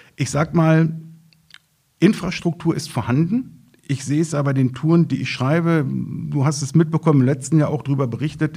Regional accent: Schöningen, Lower Saxony, Germany; Natürlich komme ich aus Schöningen

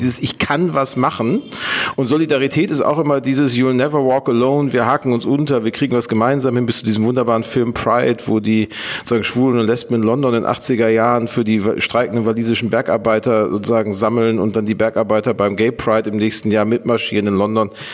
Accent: Gelsenkirchen, North Rhine-Westphalia, Germany; moved away as an adult; also born or lived in Dortmund; now in Hamburg, Germany; Ich bin in Gelsenkirchen groß geworden

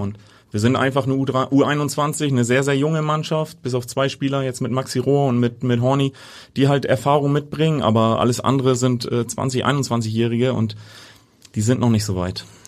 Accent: Hamburg, Germany; also born or lived in Niendorf, Hamburg; gebürtig Altona, ja, aber mittlerweile in Niendorf äh, ansässig

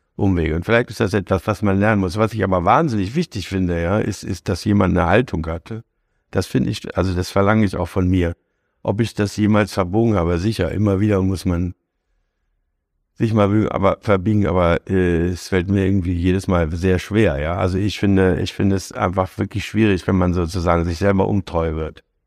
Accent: Hanover, Lower Saxony, Germany; moved away; also born or lived in Frankfurt; also ich bin ja Hannoveraner

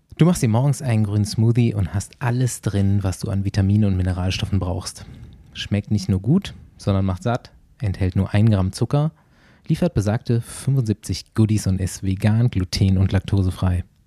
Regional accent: North Rhine-Westphalia, Germany; bei uns in NRW

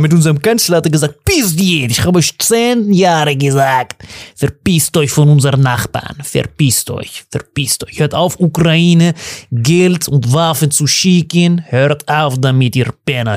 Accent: Germany; bei uns in Deutschland

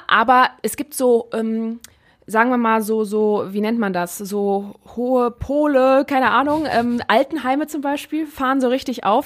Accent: Neuss, North Rhine-Westphalia, Germany; ich bin auf der Schwelle geboren, in Neuss zwischen Düsseldorf und Köln.

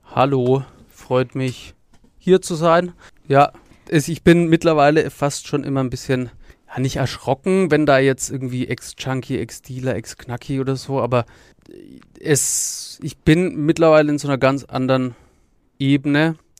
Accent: Nuremberg, Bavaria, Germany; aufgewachsen bin ich in der Nürnberger Südstadt

